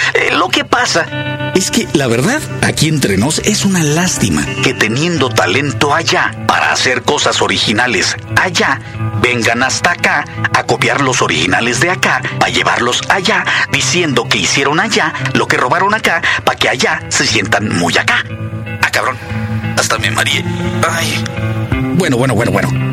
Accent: Mexico

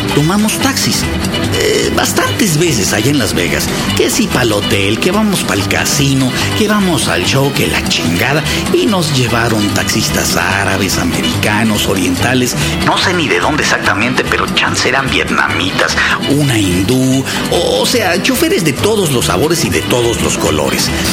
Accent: Mexico

